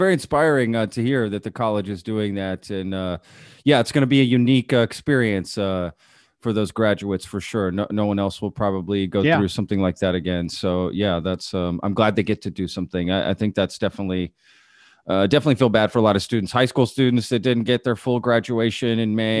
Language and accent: English; Texas, United States; Yes. I always say I'm a Texan first. I live in Austin.